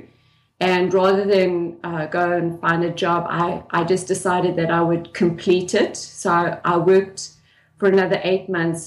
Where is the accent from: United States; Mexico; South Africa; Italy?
South Africa; I grew up in South Africa in the 1970s and the 1980s